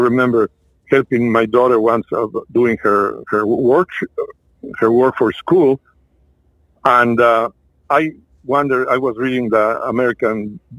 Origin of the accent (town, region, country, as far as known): Mexico; first language French; English is a second language; moved away as an adult; now in United States